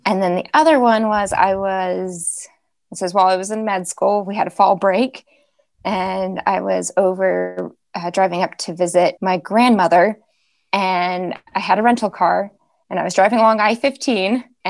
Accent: Palmer, Alaska, United States; moved away as an adult; now in Virginia, United States; I'm from Palmer. It's like an hour north of Anchorage.

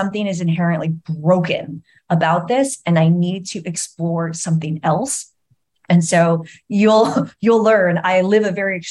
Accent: San Diego, California, United States; I grew up in San Diego

